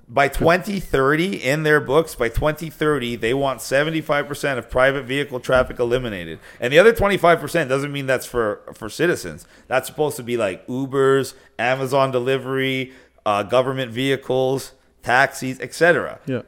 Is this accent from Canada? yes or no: yes; Canada; Are you asking me as a Canadian?